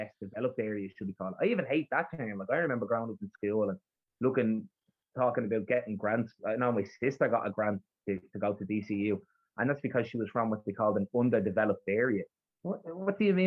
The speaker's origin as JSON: {"language": "English", "town": "Dublin", "region": "Leinster", "country": "Ireland", "tie": "born or raised there", "also_born_or_lived": "Ballybough, Dublin", "accent": "rough Dublin", "said": "I was brought up in Cabra. I lived a lot of my life in Cabra"}